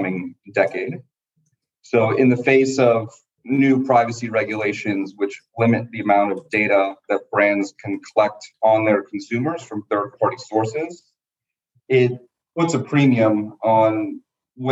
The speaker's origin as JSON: {"language": "English", "town": "Miami", "region": "Florida", "country": "United States", "tie": "born or raised there", "also_born_or_lived": "Dartmouth College, New Hampshire", "moved": "as an adult", "said": "I was born and raised in Miami, Florida"}